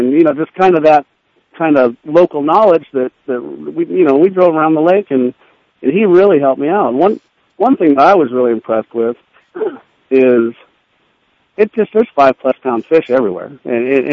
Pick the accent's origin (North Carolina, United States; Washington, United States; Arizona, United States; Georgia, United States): Arizona, United States; growing up in Arizona, we didn't have a lot of lakes with grass